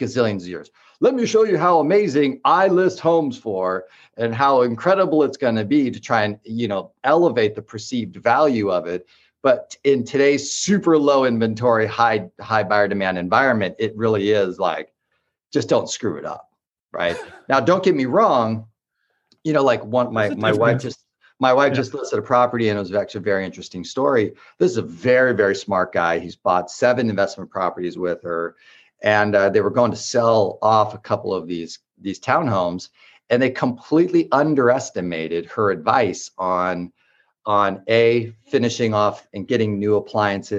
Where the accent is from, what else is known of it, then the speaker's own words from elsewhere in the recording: Orange County, California, United States; also born or lived in Los Angeles / Bay Area; now in San Diego, United States; I'm from Orange County and spent a lot of time in LA, and I spent a lot of time in the Bay Area